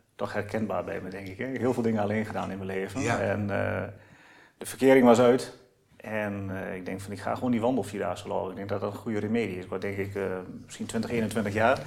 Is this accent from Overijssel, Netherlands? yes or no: yes; Oldenzaal, Overijssel, Netherlands; Ik kom uit Oldenzaal. een echte eh, Tukken zeg maar.